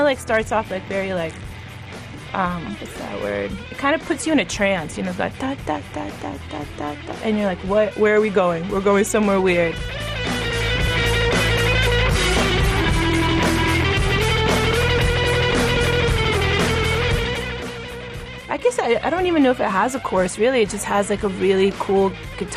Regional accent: the South, United States; also born or lived in Atlanta, Georgia; we're from the South.

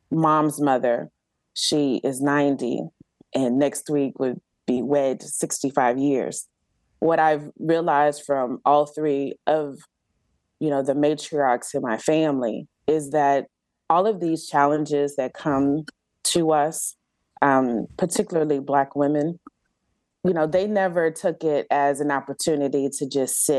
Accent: Galveston, Texas, United States; now in Georgia, United States; I grew up on Galveston Island, which is an actual island off the coast of Texas.

